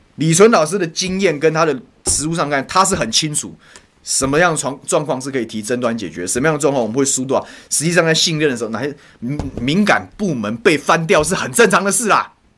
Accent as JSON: {"language": "Chinese", "region": "Taoyuan", "country": "Taiwan", "said": "我桃园人的环境就这样被人家卖掉啊！"}